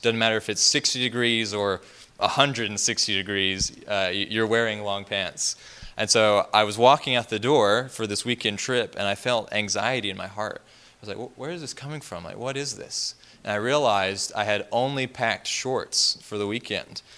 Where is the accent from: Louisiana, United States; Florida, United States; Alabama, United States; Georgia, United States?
Alabama, United States; moved away as an adult; also born or lived in Middle East; I'm from Alabama